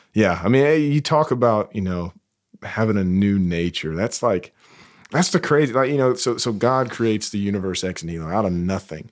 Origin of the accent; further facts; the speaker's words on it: South Carolina, United States; now in North Carolina, United States; it's only forty-five minutes away from where I grew up in South Carolina